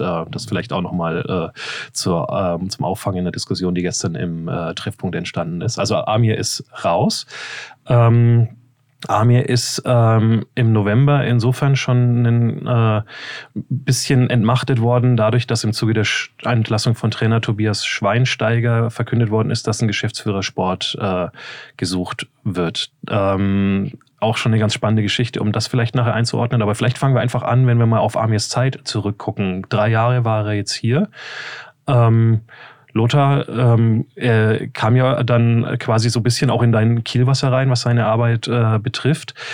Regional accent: Nuremberg area, Bavaria, Germany; moved away; War ja Heimspiel für mich äh, aus der äh, äh, alten Gegend, wo ich herstamme.

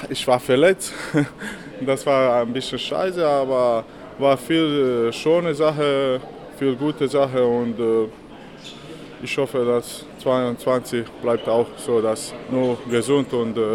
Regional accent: Western Norway, Norway; German is a second language; now in Germany; wenn ich komme aus Westen

